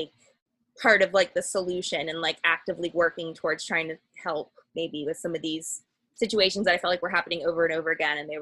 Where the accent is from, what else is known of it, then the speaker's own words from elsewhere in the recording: Cincinnati, Ohio, United States; I grew up outside of Cincinnati too